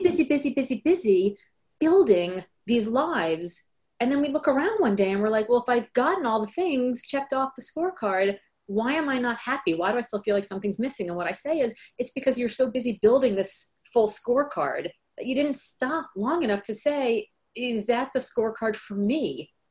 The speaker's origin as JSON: {"language": "English", "town": "Miami", "region": "Florida", "country": "United States", "tie": "born or raised there", "also_born_or_lived": "New York / California", "moved": "yes", "lives_now": "Boston, United States", "said": "I grew up in Miami, Florida. So I live in Boston now, but I spent my formative years. I was born in New York, but my formative years in Miami."}